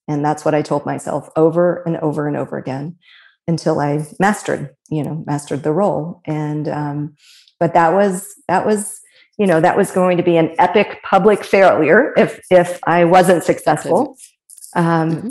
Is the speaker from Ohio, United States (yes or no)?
yes; Fairfield, Ohio, United States; also born or lived in Cincinnati; born and raised in Cincinnati, um, grew up in Fairfield